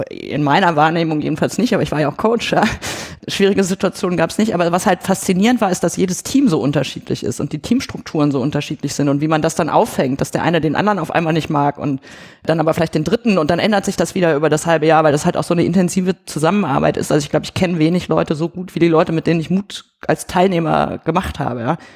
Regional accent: Germany; weil ich bin ja in Deutschland irgendwie groß geworden

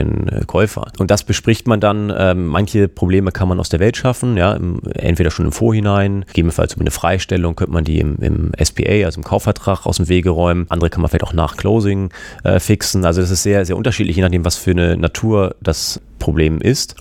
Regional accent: Hamburg, Germany; also born or lived in San Diego, United States; bin ich natürlich auch in Hamburg geblieben, wie sich das als echter Hamburger gehört

